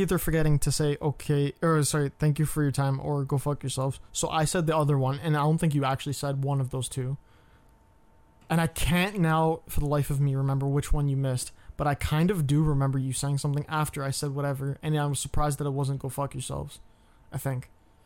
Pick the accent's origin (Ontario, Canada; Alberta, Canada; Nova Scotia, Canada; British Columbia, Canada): Ontario, Canada; Toronto; I was born in Toronto